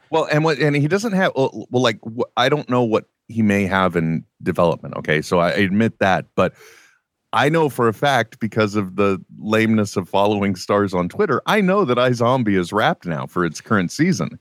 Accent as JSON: {"language": "English", "area": "East Bay", "region": "California", "country": "United States", "tie": "born or raised there", "said": "I grew up, uh, I grew up out here in the East Bay"}